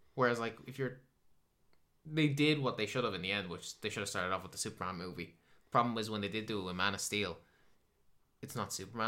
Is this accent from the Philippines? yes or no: no; Ireland; I'm Irish